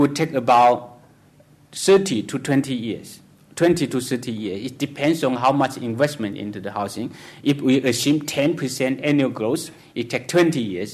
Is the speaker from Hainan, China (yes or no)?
yes; Hainan Island, China; moved away; I came from Hainan Island. I know how poor it is.